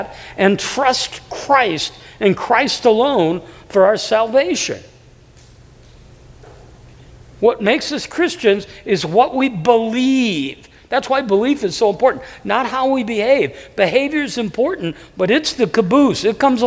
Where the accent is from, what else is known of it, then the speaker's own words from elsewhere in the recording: Davenport, Iowa, United States; moved away; I was raised in a city, Davenport